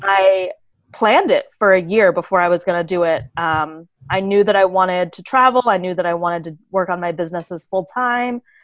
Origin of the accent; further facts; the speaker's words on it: United States; moved away as an adult; I'm an American